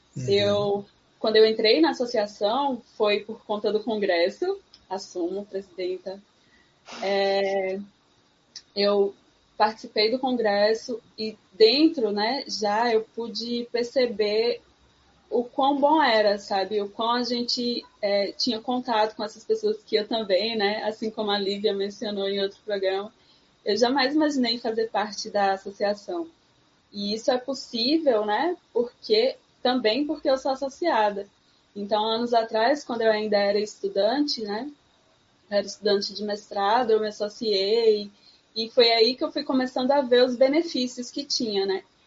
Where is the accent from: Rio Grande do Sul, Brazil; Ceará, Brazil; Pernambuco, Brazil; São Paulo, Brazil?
Pernambuco, Brazil; Sertão of; eu venho do sertão de Pernambuco